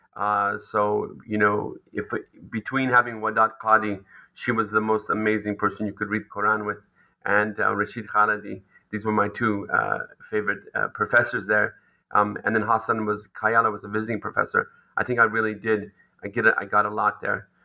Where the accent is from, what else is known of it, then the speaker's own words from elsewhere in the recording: Israel; also born or lived in United States; I was actually born in the US and, and went to Israel um, uh, as a youngster, uh, and I finished my BA there at Haifa University